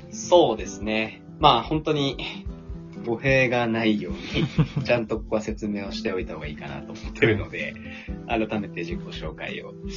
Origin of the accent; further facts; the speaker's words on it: Niigata, Japan; 地元が新潟県なんですけれども